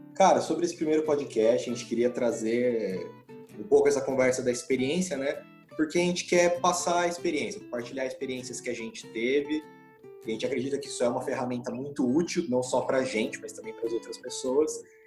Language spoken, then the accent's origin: Portuguese; interior of São Paulo, Brazil; now in Ribeirão Preto, Brazil; nasci no interior de São Paulo